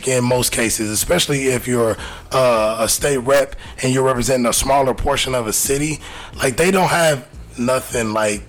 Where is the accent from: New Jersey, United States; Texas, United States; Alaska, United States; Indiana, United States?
New Jersey, United States; Shout out to Cory Booker from my home state.